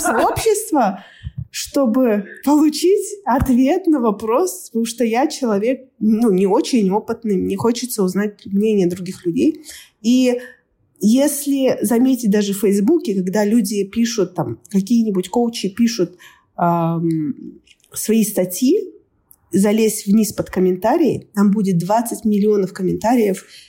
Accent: Kazakhstan; moved away as an adult; now in Australia; я из Казахстана

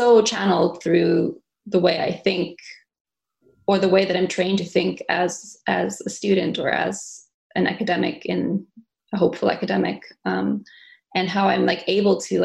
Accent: South Africa; now in Montreal, Canada; I was born in Montreal. I grew up in South Africa.

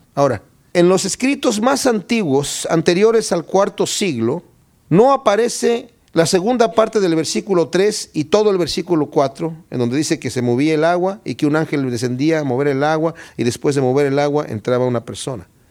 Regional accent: Querétaro, Mexico; moved away; Yo soy de Querétaro, México

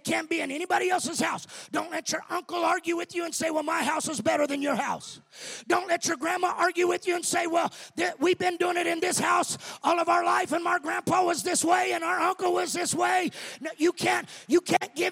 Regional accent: Colorado, United States; I come from Colorado

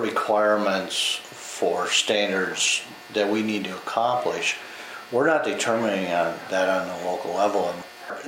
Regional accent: Northwest Minnesota, United States; I grew up in Northwest Minnesota as part of the Sugar Beet.

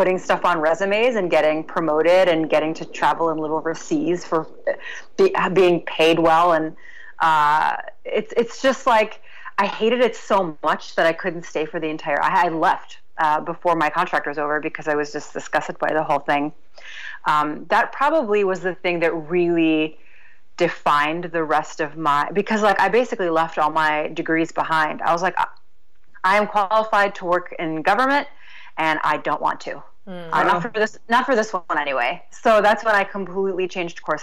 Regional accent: Iraq; moved away; also born or lived in Washington, D.C., United States; I'm from Iraq

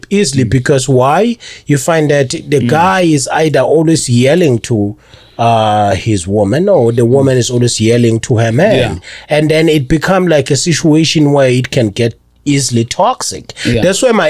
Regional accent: Nongoma, KwaZulu-Natal, South Africa; moved away as an adult; also born or lived in England; now in United States; I'm from South Africa in KwaZulu-Natal in Nongoma.

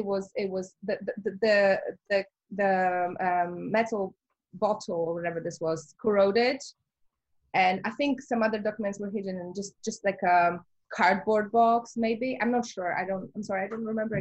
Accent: Warsaw, Masovian Voivodeship, Poland; moved away; I really wanted to make it in my hometown

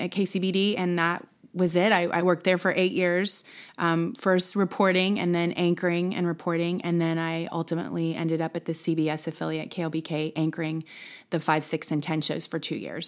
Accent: Plano, Texas, United States; also born or lived in Dallas; now in Austin, United States; I was born in Dallas, grew up in Plano.

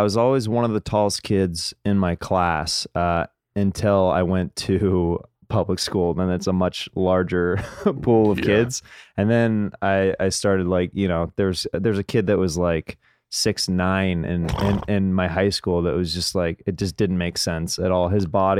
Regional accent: Kansas, United States; Kansas. So yeah.

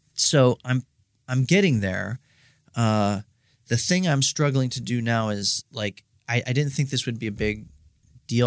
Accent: Steubenville, Ohio, United States; moved away as an adult; now in Columbus, United States; I'm from Steubenville, Ohio

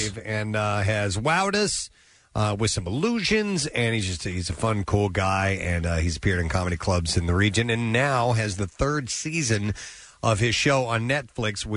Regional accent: St. Louis, Missouri, United States; I'm from St. Louis.

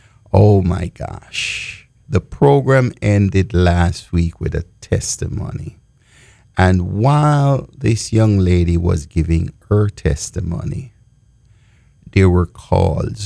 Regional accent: Jamaica; I grew up in Jamaica and the Baptist and under the Baptist denomination.

